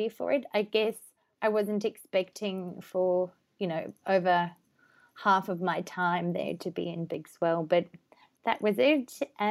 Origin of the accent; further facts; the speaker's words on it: South Africa; also born or lived in Durban, South Africa; I grew up in South Africa. I lived in Durban on the coast for a couple of years